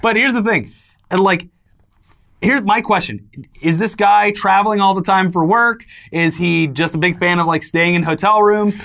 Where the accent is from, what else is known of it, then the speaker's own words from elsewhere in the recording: Florida, United States; when I was growing up in Florida